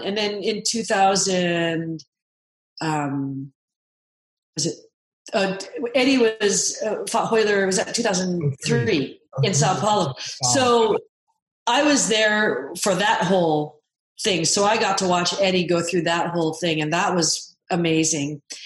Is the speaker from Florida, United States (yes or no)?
no; Seattle, Washington, United States; I grew up in Seattle